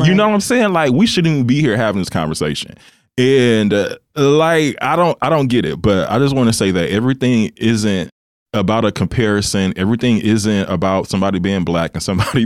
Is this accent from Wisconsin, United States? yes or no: yes; Wisconsin, United States; I'm from Wisconsin